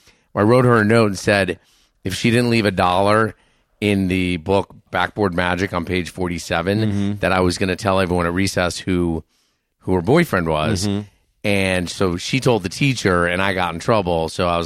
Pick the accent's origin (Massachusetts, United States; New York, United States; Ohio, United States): Ohio, United States; Cleveland; born there; I was born in Cleveland.